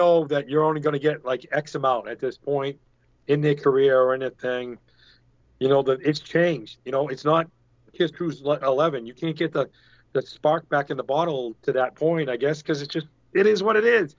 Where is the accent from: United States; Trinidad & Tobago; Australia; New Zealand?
United States; New England; I'm from New England.